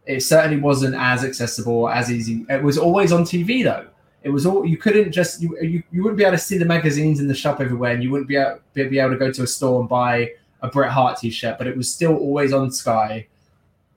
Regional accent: England, United Kingdom; also born or lived in Washington, D.C.; now in Los Angeles, United States; I grew up in England.

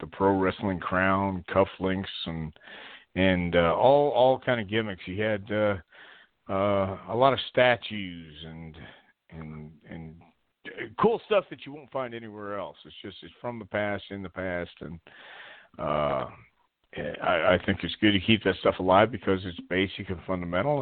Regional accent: Houston, Texas, United States; we grew up in Houston

